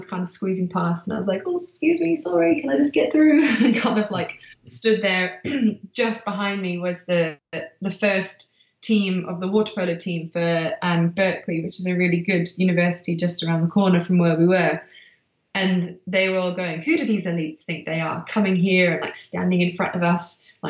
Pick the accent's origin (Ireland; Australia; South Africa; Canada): South Africa; because I was born in South Africa, a race I used to do as a kid.